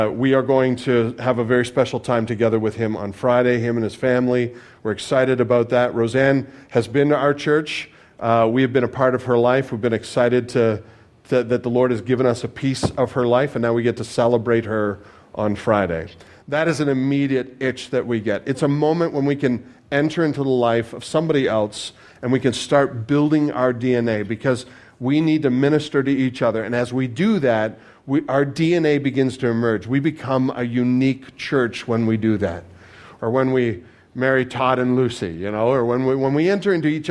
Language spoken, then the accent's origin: English; Canada; I'm Canadian